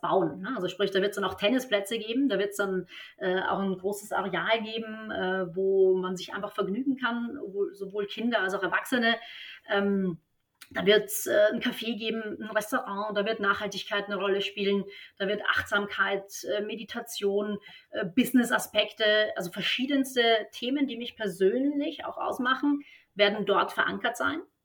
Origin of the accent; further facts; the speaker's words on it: Vienna, Austria; moved away as an adult; also born or lived in Stuttgart; now in Berlin, Germany; Ich bin in Wien geboren und auch aufgewachsen, aber seit 2007, also schon eine ganze, ganze Weile in Deutschland.